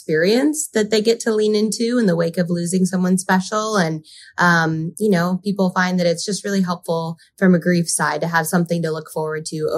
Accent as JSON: {"language": "English", "region": "California", "country": "United States", "tie": "born or raised there", "also_born_or_lived": "Park City, Utah / Spain / Montreal / Argentina", "said": "I was born in Park City, Utah, but then predominantly grew up in California. In high school, I've done 2 foreign exchanges. Like I did a full year of high school in Spain. I did most of my college in Montreal and then 1 year in Argentina."}